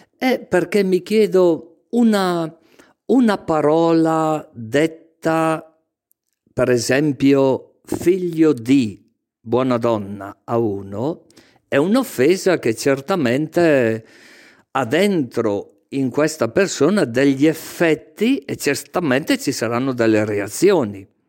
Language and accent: Italian; Castenedolo, Lombardy, Italy; il primo anno delle scuole elementari al mio paese, Castenedolo